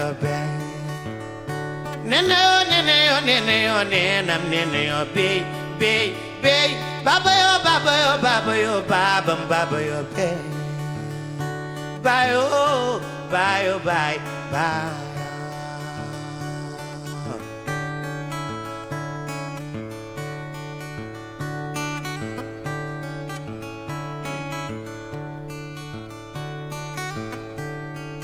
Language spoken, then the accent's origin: English; Podor, Saint-Louis, Senegal; also born or lived in France; at the north of Senegal in my hometown, Podor